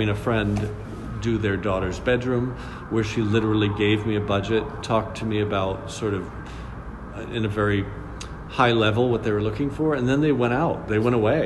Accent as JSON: {"language": "English", "town": "Milford", "region": "Massachusetts", "country": "United States", "moved": "as an adult", "lives_now": "New York City, United States", "said": "I'm originally from Milford, Massachusetts"}